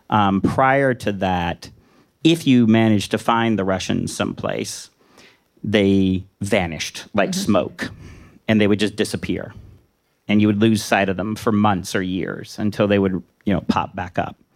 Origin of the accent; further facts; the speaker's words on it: Washington, United States; I'm from Washington. You know, we always give ourselves inflated grades.